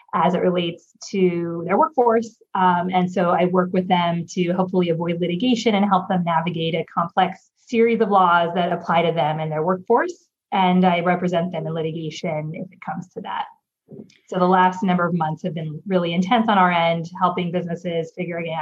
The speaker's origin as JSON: {"language": "English", "region": "California", "country": "United States", "moved": "as an adult", "lives_now": "New York, United States", "said": "I am originally from California. I moved to New York now almost 7.5 years ago"}